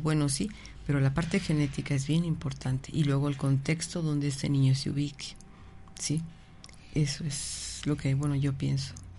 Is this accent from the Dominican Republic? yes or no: no; Mexico